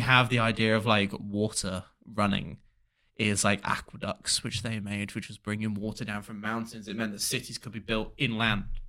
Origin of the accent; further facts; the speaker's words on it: England, United Kingdom; when I was a kid, obviously I was English